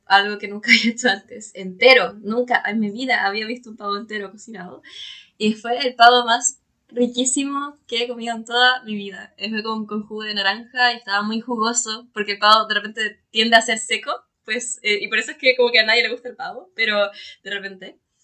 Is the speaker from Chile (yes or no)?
yes; Chile; nosotros valoramos como, como chilenos, como chilenas